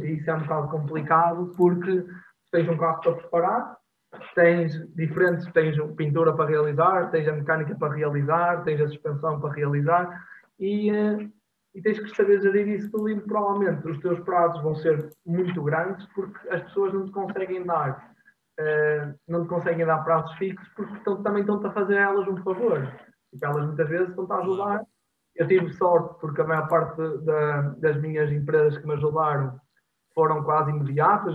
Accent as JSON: {"language": "Portuguese", "country": "Portugal", "moved": "yes", "lives_now": "Porto, Portugal", "said": "eu estou no Porto, sou de Alvar"}